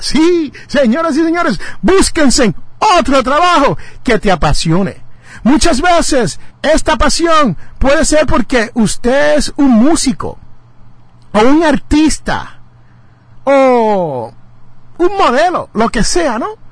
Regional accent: Jersey City, New Jersey, United States; el barrio mío es Jersey City, New Jersey. Yo nací en Jersey City y yo le llamo mi barrio

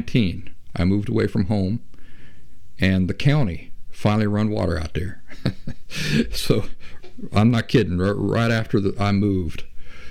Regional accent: Appalachia, United States; I'm from Appalachia, the region where West Virginia, Kentucky, and southeastern Ohio all come together

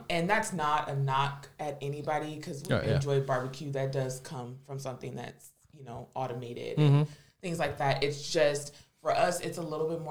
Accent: Michigan City, Indiana, United States; moved away as an adult; now in South Bend, United States; I'm originally from Michigan City, Indiana, so born and raised, and I've been in South Bend

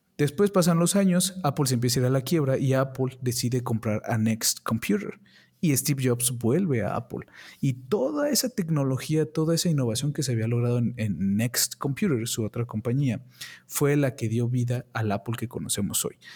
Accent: Mexico; aquí en mi país, México, no tenemos las oportunidades como en Estados Unidos

